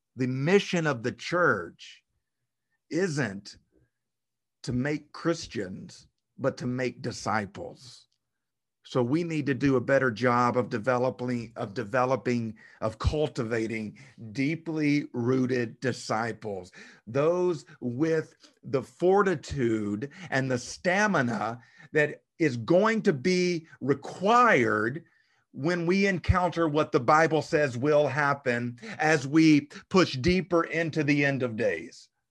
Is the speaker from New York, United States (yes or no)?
no; South Arkansas, United States; Where I grew up in South Arkansas, the pine tree is the cash crop